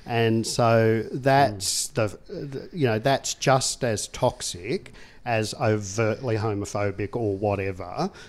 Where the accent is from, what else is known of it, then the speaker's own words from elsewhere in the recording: Tasmania, Australia; I mean, I come from Tasmania, and they talk about the dark stain of both the attempted genocide of the Tasmanian Indigenous people